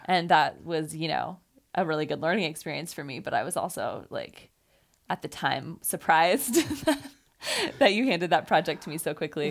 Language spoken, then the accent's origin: English; Fairfield, Iowa, United States; I grew up in Fairfield, like David did